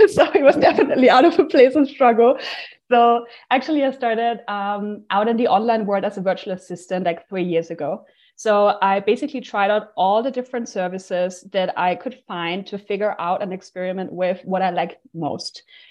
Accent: Austria; moved away; I'm from Austria. And now I'm basically like hopping from country to country. I'm currently in Bulgaria at the Digital Nomad Festival.

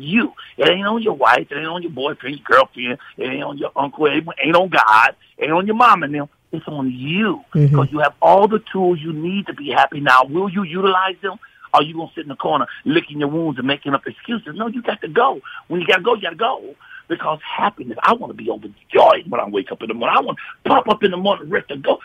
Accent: Chicago, Illinois, United States; my hometown of Chicago

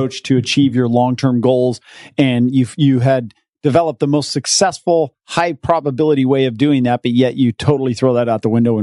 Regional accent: Utah, United States; moved away; I'm from Utah where it's cold and it's winter.

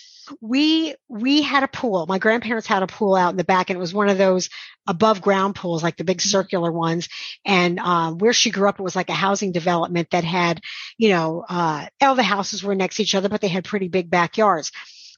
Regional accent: Shawangunk Mountains, New York, United States; I grew up in the Shawanga Mountains

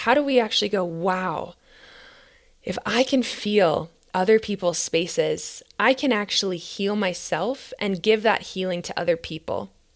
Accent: Minnesota, United States; now in Boulder, United States; my home state of Minnesota

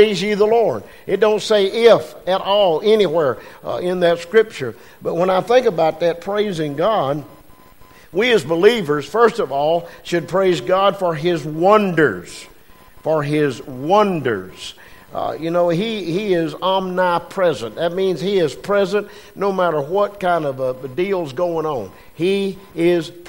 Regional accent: Westminster, South Carolina, United States; where are you from? I said, Westminster.

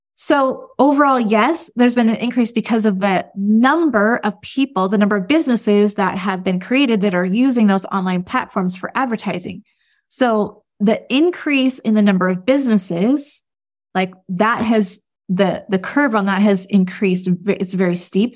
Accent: United States; as an American

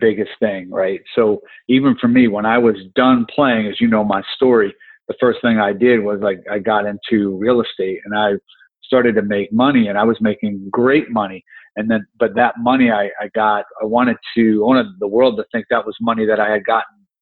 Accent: New Jersey, United States; I grew up in New Jersey

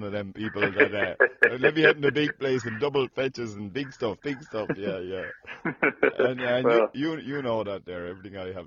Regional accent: Ireland; I'm an Irish fella

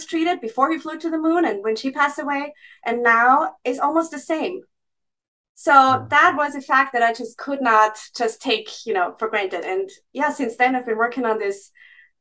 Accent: Austria; moved away as an adult; also born or lived in Graz, Austria; now in Boston, United States; I come from a non-medical family. So my whole family are farmers and teachers from the countryside, really, in Austria.

